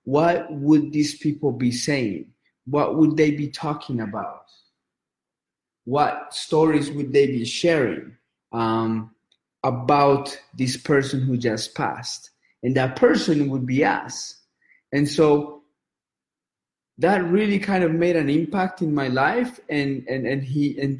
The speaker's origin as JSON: {"language": "English", "country": "Colombia", "tie": "born or raised there", "moved": "yes", "lives_now": "United States", "said": "I grew up in Colombia"}